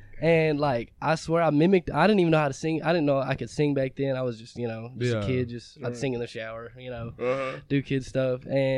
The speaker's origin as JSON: {"language": "English", "town": "Litchfield", "region": "Kentucky", "country": "United States", "tie": "born or raised there", "said": "Litchfield, Kentucky."}